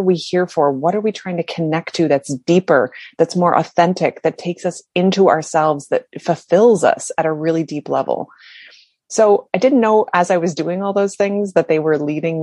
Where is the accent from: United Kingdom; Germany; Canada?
Canada; I'm from Canada